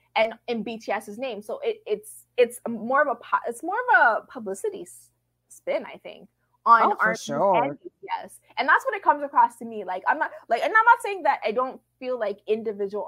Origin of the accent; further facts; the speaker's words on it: Toronto, Ontario, Canada; I'm not a Black person from the United States, but, you know, I'm from Toronto, so I'm fairly close to it